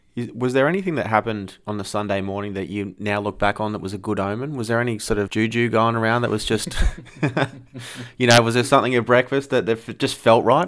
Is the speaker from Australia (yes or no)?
yes; Australia; as an Australian sports fan